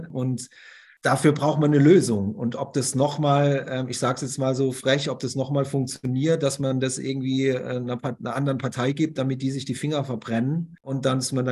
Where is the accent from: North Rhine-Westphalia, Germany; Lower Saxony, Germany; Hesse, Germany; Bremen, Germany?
Bremen, Germany; dass man sich für die Innenstadt fast schon schämt als Bremer und Bremerin.